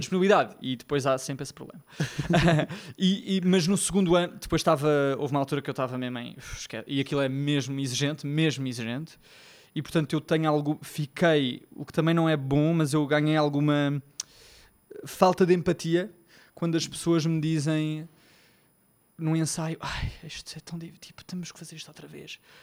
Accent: Lisbon, Portugal; sou de Lisboa, já devem ter percebido o sotaque

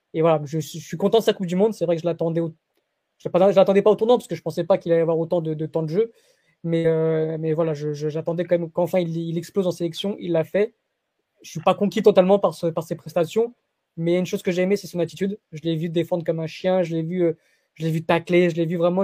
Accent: Portugal; en tant que Portugais

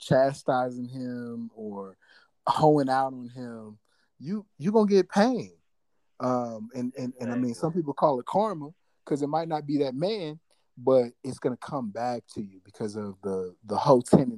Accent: St. Louis, Missouri, United States; I'm from St. Louis, Missouri

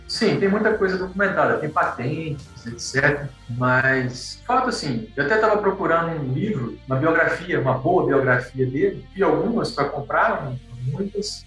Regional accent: Teixeiras, Minas Gerais, Brazil; also born or lived in Viçosa; Eu sou de Teixeiras, uma cidade do interior de Minas Gerais

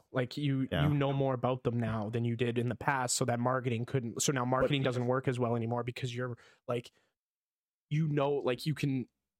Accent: Canada; we're from Canada.

